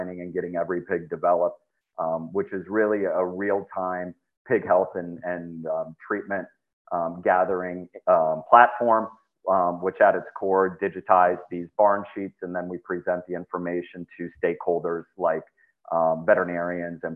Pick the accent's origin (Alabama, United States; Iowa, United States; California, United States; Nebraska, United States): Iowa, United States; Northwest; I grew up in Northwest Iowa, came from a background around the farms